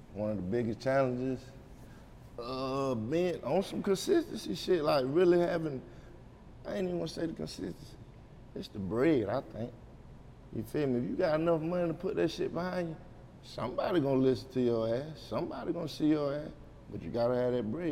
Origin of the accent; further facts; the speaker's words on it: Anderson, United States; I'm from Anderson